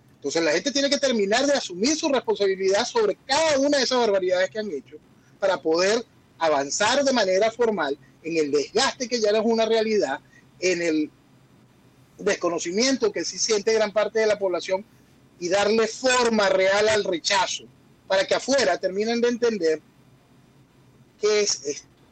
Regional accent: Venezuela; En mi país

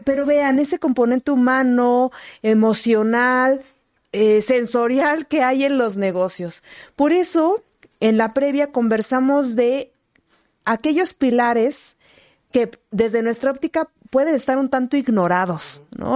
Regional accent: Villa de Zaachila, Oaxaca, Mexico; moved away; en mi tierra, en Villa de Sachila

